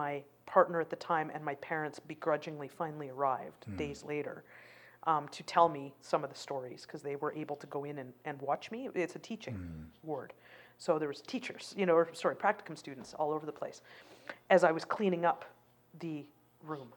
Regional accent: Canada; also born or lived in Calgary; I'm a Canadian citizen

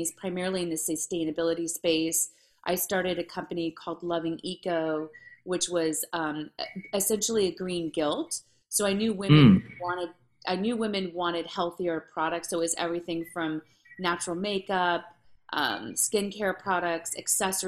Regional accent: Santa Monica, California, United States; also born or lived in Los Angeles; I was born in Santa Monica

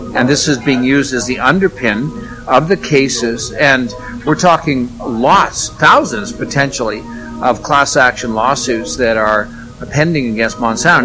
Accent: Red Deer, Alberta, Canada; my hometown area of uh, Red Deer, Alberta

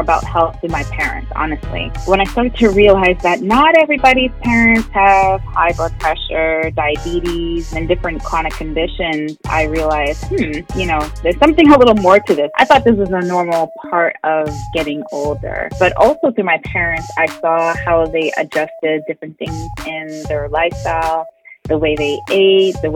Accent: Montreal, Quebec, Canada; moved away as an adult; now in Atlanta, United States; I'm born and raised in Montreal, but practicing in Atlanta, Georgia

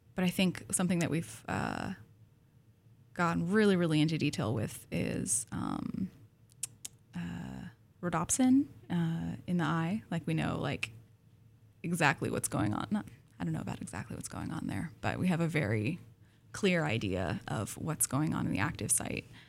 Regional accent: Pacific Northwest, United States; I grew up in the Pacific Northwest

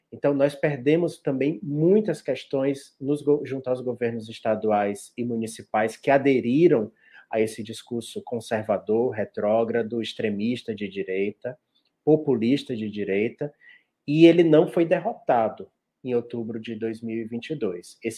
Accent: Ceará, Brazil; Olha, como bom cearense, eu não podia deixar de dizer que é o baião de dois, mas é o baião de dois do Ceará

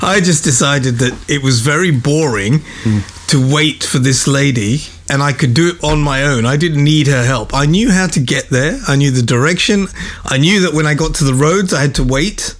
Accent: England, United Kingdom; accent: British; now in Bawshar, Oman; I was born in England. Mm. I grew up in England.

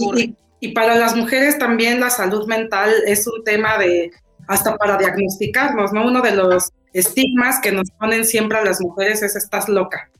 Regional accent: Chilanga, Mexico City, Mexico; chilanga también. Yo sí feliz chilanga

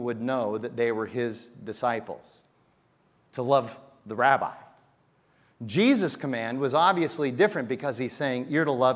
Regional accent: Phoenix, Arizona, United States; I was born at Good Samaritan Hospital in 1959.

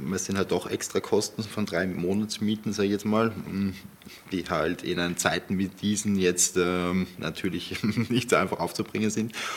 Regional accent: Vorarlberg, Austria; ich komme aus dem Bundesland, ähm, aus Vorarlberg, wo quasi das als, als Nationsmotto ist, Schaffer, Schaffer, Hüslebauer

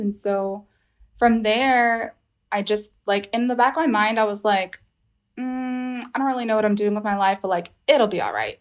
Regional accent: Houston, Texas, United States; I'm calling from Houston, Texas. I'm born from here

